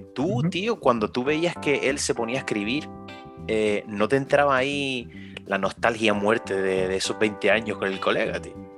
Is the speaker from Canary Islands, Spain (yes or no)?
yes; Canary Islands, Spain; nosotros como canarios